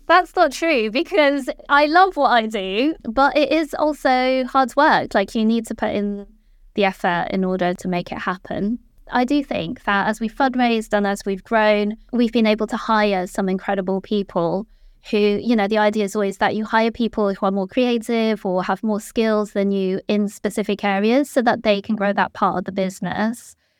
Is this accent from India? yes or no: no; Malaysia; moved away as an adult; now in London, United Kingdom; I was born in London, and I lived here until I was about nine years old, and then my parents moved back to Malaysia, so I kind of continued my education there, and then I came back when I was eighteen